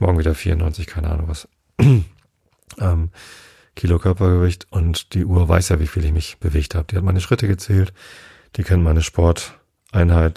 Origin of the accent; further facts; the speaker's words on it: Germany; als Deutscher